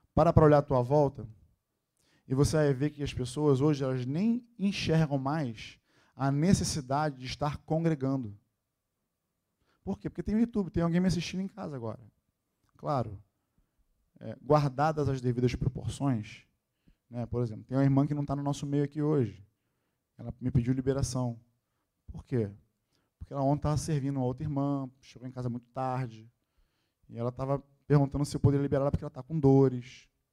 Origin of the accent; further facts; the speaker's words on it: Rio de Janeiro, Brazil; Nascido e criado na Tijuca